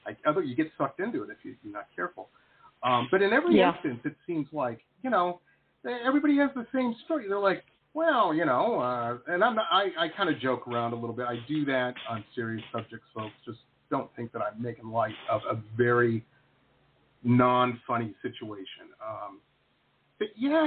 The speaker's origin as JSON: {"language": "English", "town": "Detroit", "region": "Michigan", "country": "United States", "tie": "born or raised there", "said": "I grew up in Metro Detroit on the border of Canada"}